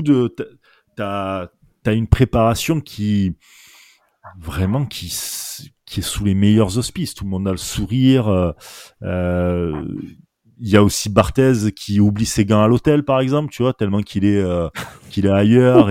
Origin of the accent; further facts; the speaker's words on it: Marseille, Provence-Alpes-Côte d'Azur, France; accent: Marseille; nous à Marseille, … et moi, voilà, bah, on est Marseillais, je pense que ça s'entend rien qu'à l'accent déjà